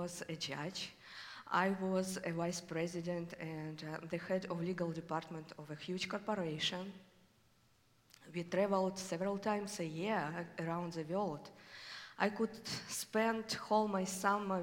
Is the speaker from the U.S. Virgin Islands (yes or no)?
no; Vyshinskaya, southern Russia, Russia; English is a second language; moved away as an adult; now in Portland, United States; I was born in Vyshinskaya. It is a small but beautiful village in the south part of Russia, close to the Ukrainian border. I grew up in a family